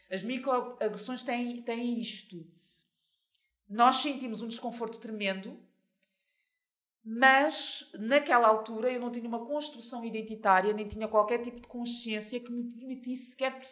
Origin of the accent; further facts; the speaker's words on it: Mozambique; Portanto, é simples, sou moçambicana e, e, e, o caso acaba por aí.